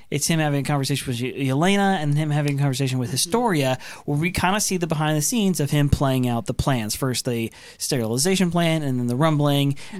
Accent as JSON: {"language": "English", "region": "Oregon", "country": "United States", "tie": "born or raised there", "said": "Grew up in Oregon"}